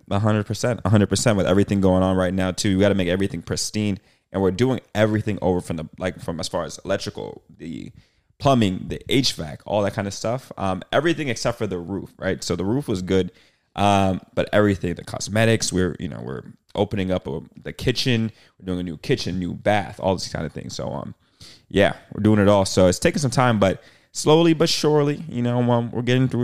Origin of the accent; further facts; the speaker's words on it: Boston, Massachusetts, United States; moved away as an adult; now in Los Angeles, United States; I'm born and raised in Boston, Massachusetts.